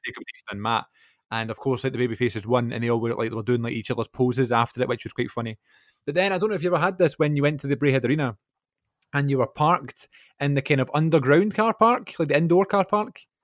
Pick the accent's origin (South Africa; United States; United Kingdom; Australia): United Kingdom; Glasgow, Scotland; my hometown